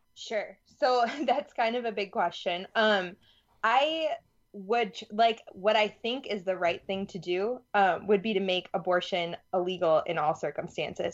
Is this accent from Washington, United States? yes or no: no; Madison, Wisconsin, United States; also born or lived in Louisiana; I'm from Madison, Wisconsin.